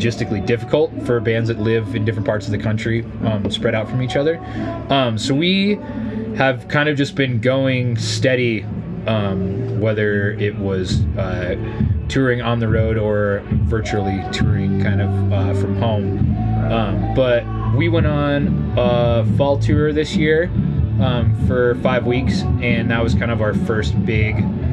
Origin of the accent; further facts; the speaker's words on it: Montana, United States; I grew up in Montana, and grew up hunting and fishing and on a ranch and stuff